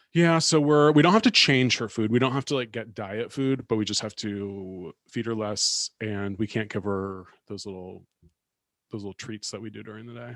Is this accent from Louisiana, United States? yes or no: no; California, United States; moved away; also born or lived in New York; when I was growing up in California